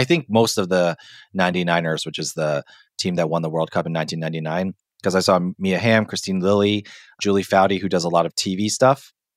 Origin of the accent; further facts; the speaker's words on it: Hong Kong; moved away; growing up in Hong Kong